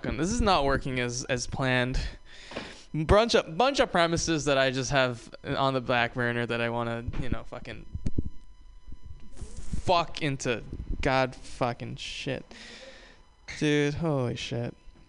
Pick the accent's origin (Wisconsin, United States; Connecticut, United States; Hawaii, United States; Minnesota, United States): Hawaii, United States; I'm from the South. I'm from Hawaii. This is the southernmost state in the United States.